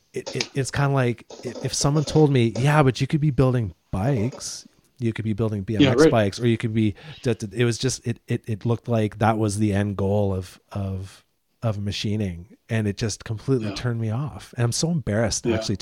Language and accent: English; Deep River, Ontario, Canada; I grew up in Deep River, Ontario